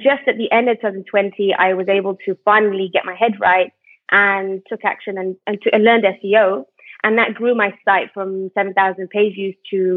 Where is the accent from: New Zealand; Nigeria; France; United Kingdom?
United Kingdom; moved away as an adult; now in Malaysia; I'm originally British, but I moved to Malaysia